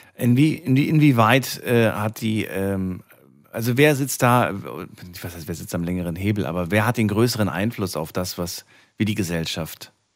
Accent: Frankfurt, Hesse, Germany; Ich bin ja groß geworden in Frankfurt

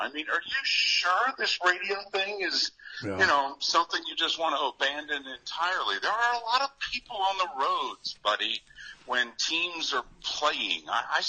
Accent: New Jersey, United States; moved away; also born or lived in Scranton, Pennsylvania; I grew up in North Jersey

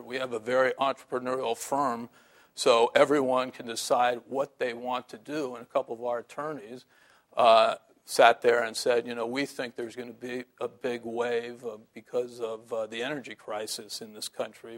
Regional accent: San Francisco, California, United States; I still read the Chronicle because I'm from San Francisco.

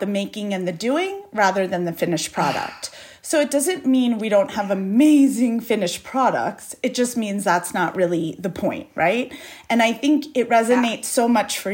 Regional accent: New York, United States; moved away as an adult; now in Los Angeles, United States; I'm a born and raised New Yorker

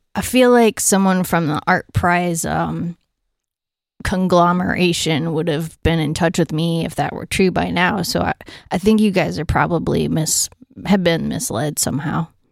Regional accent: Allegan, Michigan, United States; I grew up just a little bit south of Grand Rapids

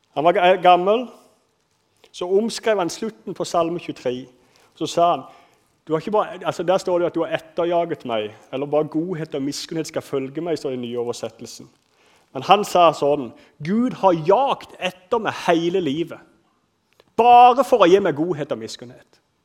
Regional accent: Kristiansand, Agder, Norway; accent: Sørlandet dialect; Jeg vokste opp på en plass, Flekkerøya Kanskje dere hører litt på dialekt at jeg er fra Sørlandet. Jeg vokste opp på Flekkerøya

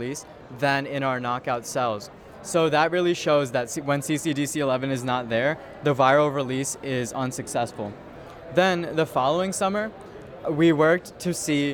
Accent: Dix Hills, New York, United States; I'm from Dix Hills, New York

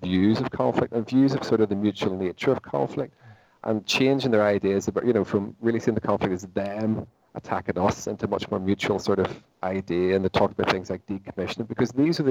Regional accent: Portadown, Northern Ireland, United Kingdom; where are you from? And I said, Portadown

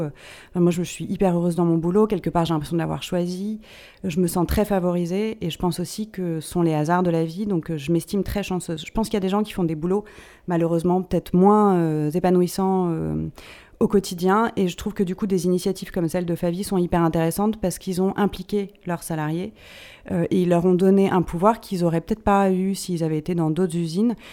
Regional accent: Paris, Île-de-France, France; je suis une Parisienne, j'ai grandi à Paris, euh, j'ai tout fait à Paris

